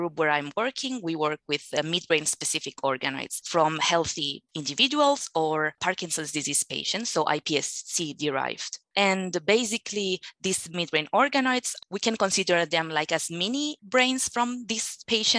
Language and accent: English; Barcelona, Catalonia, Spain; English is a second language; moved away as an adult; now in Luxembourg; I'm from Barcelona. So I already speak two languages